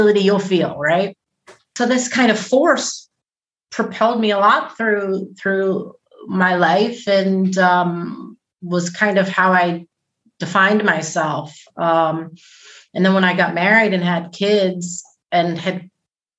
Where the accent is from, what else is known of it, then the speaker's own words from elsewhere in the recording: United States; now in Switzerland; I'm an American mom. I live in Switzerland.